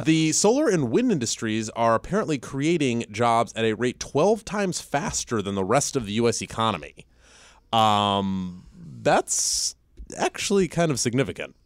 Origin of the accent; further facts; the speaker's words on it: Ohio, United States; now in Virginia, United States; I'm from Ohio